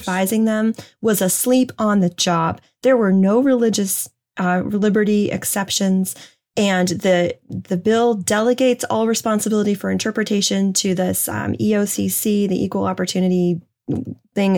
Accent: New Hampshire, United States; moved away; my home state, the granite state of New Hampshire

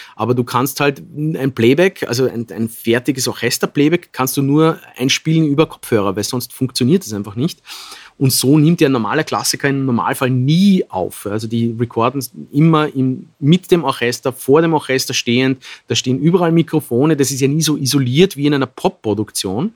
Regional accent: Bludenz, Vorarlberg, Austria; moved away; in Bludenz, wieder in unserem Stadtsaal. Das ist unsere Heimatstadt. Wir sind Vorarlberger ursprünglich

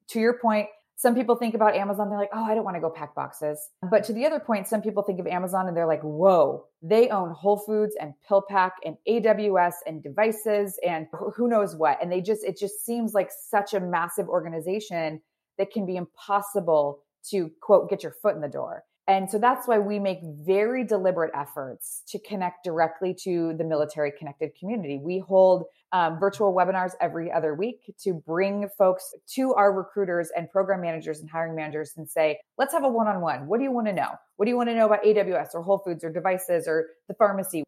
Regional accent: Idaho, United States; moved away as an adult; also born or lived in Seattle; I grew up in Idaho, no connection to the military, moved to Seattle to start my sort of professional career.

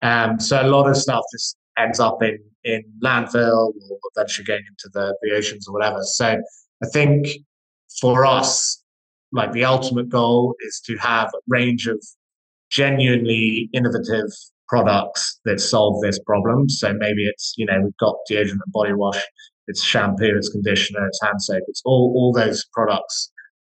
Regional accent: Scotland, United Kingdom; now in London, United Kingdom; I grew up in fact, both my business partner and I grew up in Scottish countryside. So despite the lack of accent, so we kind of have a bit of an appreciation for the nature.

